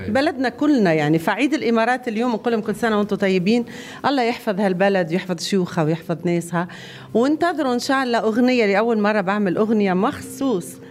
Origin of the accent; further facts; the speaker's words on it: Tunisia; انا تونسيه ونفتخر ببلادي